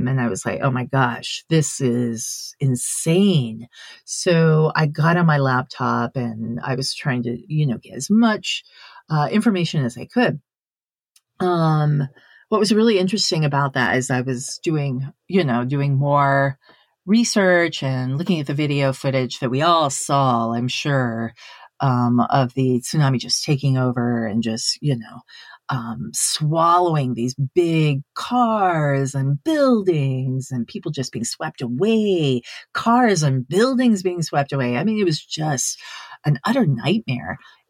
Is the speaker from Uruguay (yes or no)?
no; Sendai, Miyagi, Japan; now in United States; one of my friends who I grew up with in Sendai.